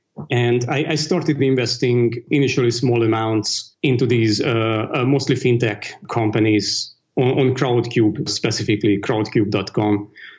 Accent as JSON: {"language": "English", "town": "Dublin", "region": "County Dublin", "country": "Ireland", "tie": "born or raised there", "said": "I grew up in Europe, so all that stuff was actually pretty new to me. when I grew up, it really wasn't as cosmopolitan. I think Dublin had maybe one Indonesian restaurant, maybe a couple of Chinese restaurants."}